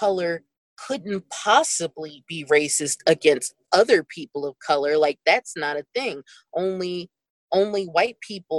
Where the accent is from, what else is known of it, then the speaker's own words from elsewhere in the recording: Pennsylvania, United States; I'm from Pennsylvania